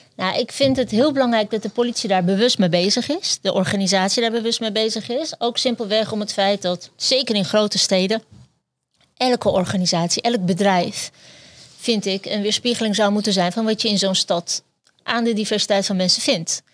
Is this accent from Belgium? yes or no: no; Netherlands; also born or lived in Turkey; ik ben zelf eh, geboren in Turkije, uit, hier naartoe gevlucht en hier opgegroeid